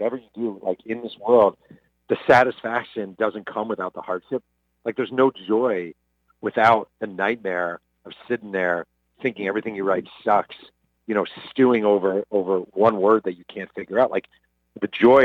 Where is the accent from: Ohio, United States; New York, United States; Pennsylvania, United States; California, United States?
New York, United States; Mahopac; me growing up in Mail Pack, New York